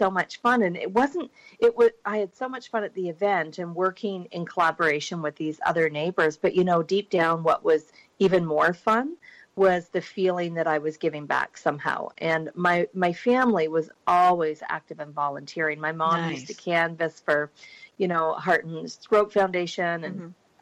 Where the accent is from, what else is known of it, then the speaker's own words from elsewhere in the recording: Burlington, Ontario, Canada; I grew up in Ontario, just outside Toronto, Burlington